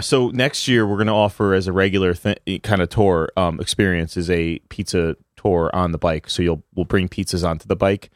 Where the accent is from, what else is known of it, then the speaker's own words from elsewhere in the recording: New Haven, Connecticut, United States; growing up in New Haven